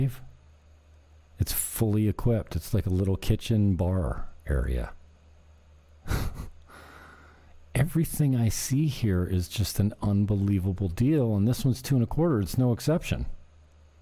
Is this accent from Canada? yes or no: yes; Niagara, Ontario, Canada; moved away; I come from the Great White North